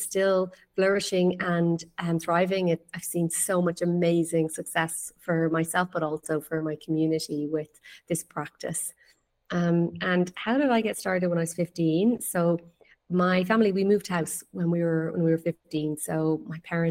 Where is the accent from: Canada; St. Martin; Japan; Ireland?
Ireland; west coast of Ireland; now in Greece; So I am from Ireland. I'm from the west coast of Ireland